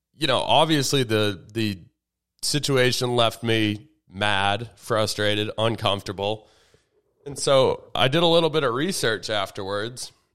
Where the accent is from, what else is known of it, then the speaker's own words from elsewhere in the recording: Andover, Massachusetts, United States; It is my hometown